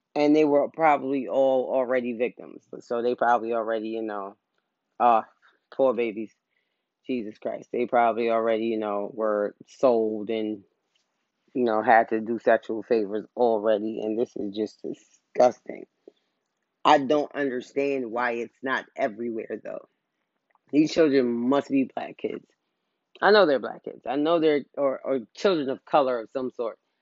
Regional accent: New York, United States; I'm from New York.

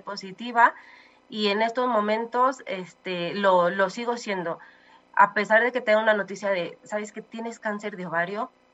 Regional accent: Mexico; amo, amo México, soy mexicana hasta los huesos

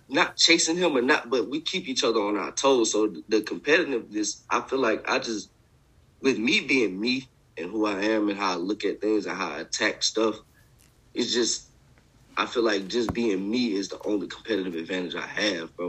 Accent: Augusta, Georgia, United States; moved away; I'm from I'm from Augusta, Georgia.

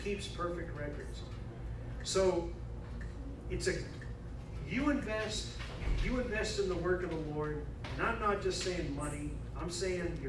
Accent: New England, United States; I'm from New England

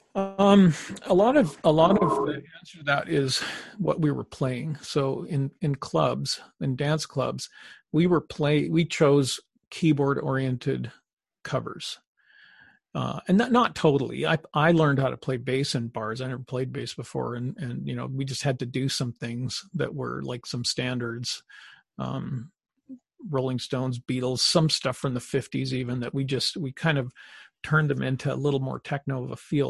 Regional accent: Canada; we're Canadian

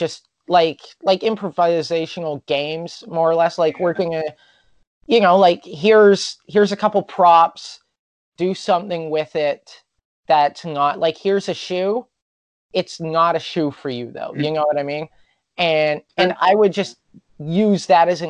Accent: Prince George, British Columbia, Canada; now in Vancouver, Canada; I grew up in Prince George

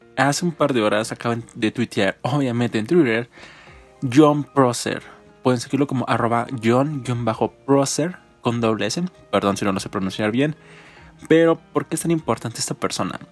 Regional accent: Mexico; nosotros como mexicanos

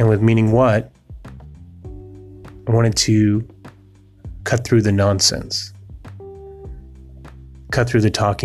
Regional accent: New England, United States; now in New York City, United States; I grew up in New England, then I moved to New York City, and I've been in New York City for about 20 years

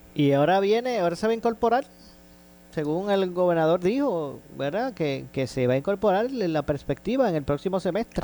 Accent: Ponce, Puerto Rico; yo soy de Ponce, nacido y criado aquí

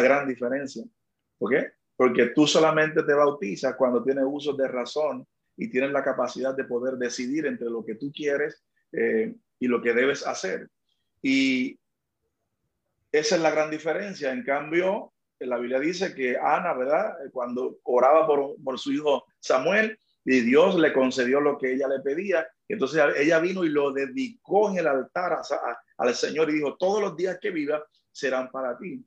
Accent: Magua, Dominican Republic; also born or lived in Sabana de la Mar, Dominican Republic; now in San Juan, Puerto Rico; Yo nací en una, en una ciudad llamada Sabana de la Mar, fue mi lugar de nacimiento, pero donde solamente nací allí una noche y al otro día me llevaron al campo donde me crié, se llama Magua, en el este de la República Dominicana.

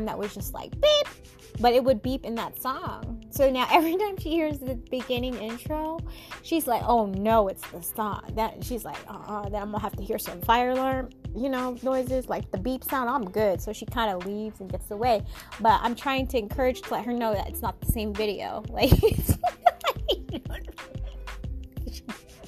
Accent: Seattle, Washington, United States; I came from Seattle, you know, born and raised.

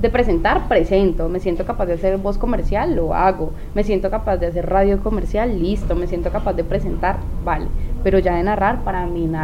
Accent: Cajamarca, Tolima, Colombia; now in Ibagué, Colombia; tolimense, orgullosa de, mi tierra, Cajamarca Tolima, la despensa agrícola de Colombia.

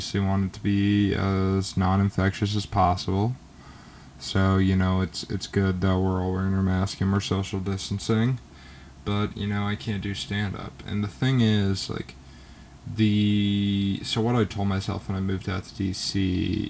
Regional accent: Georgia, United States; I'm from the state of Georgia

